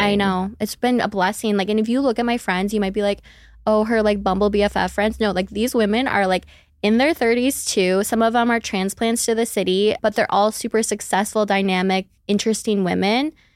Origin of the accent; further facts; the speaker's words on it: Minneapolis, Minnesota, United States; I'm from Minneapolis, Minnesota. I don't have an accent unless I say the O's, and then you'll really hear it